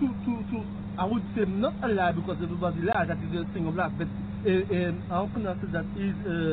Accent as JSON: {"language": "English", "country": "Martinique", "tie": "born or raised there"}